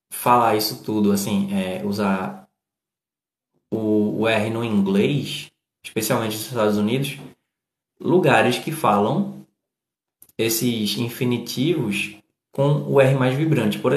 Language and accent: Portuguese; Northeast Region, Brazil; para mim, como eu sou nordestino, e a gente fala de um jeito mais duro, sabe?